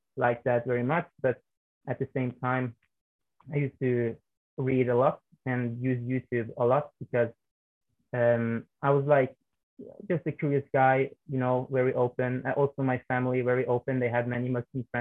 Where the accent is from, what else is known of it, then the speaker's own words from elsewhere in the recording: Norway; I was born and raised in Norway